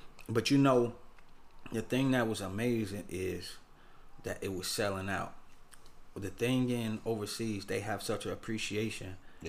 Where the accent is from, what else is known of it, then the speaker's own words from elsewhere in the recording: United States; also born or lived in London; I was from America